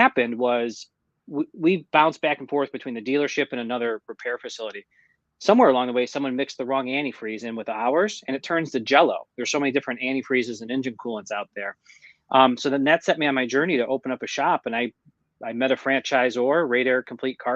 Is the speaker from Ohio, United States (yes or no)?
yes; Mentor, Ohio, United States; also born or lived in Wickliffe, Ohio; I grew up in Mentor, Ohio. And before my family moved to Mentor, we lived in Wickliffe for about 5 years